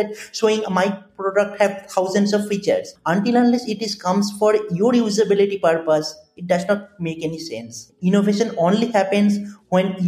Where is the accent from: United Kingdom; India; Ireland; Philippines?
India; Kolkata, West Bengal; moved away; I completed my graduation from my hometown, that is Kolkata, on 2013